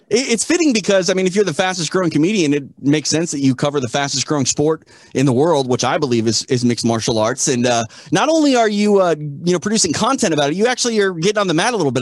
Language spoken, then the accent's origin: English; United States; as an American